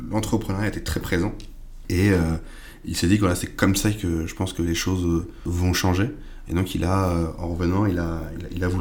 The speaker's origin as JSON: {"language": "French", "town": "Rouen", "region": "Normandy", "country": "France", "tie": "born or raised there", "said": "j'ai 29 ans. Je suis né à Rouen, j'ai grandi à Rouen, dans le quartier des, des Vieux Sapins, sur les Hauts de Rouen."}